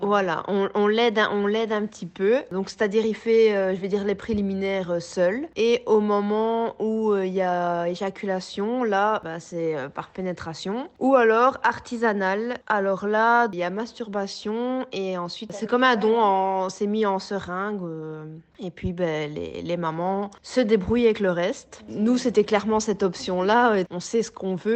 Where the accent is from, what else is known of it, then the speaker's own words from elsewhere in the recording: Belgium; chez nous, en Belgique